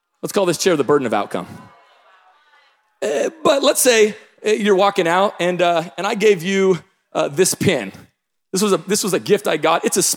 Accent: Tacoma, Washington, United States; I'm from the Pacific Northwest. I grew up in Tacoma, Washington

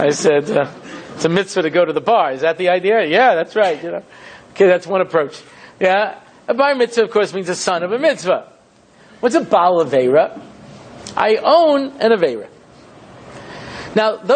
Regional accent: Long Island, New York, United States; moved away as an adult; now in Jerusalem, Israel; I grew up in Long Island.

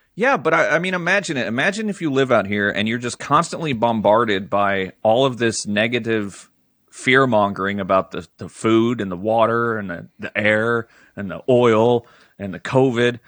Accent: Pennsylvania, United States; also born or lived in Fremont, California; I'm from Pennsylvania, and I'll be going back soon.

